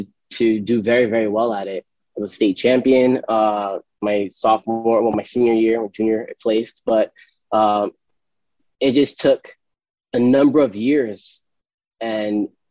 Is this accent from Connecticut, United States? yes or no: yes; New London, Connecticut, United States; I grew up in New London, Connecticut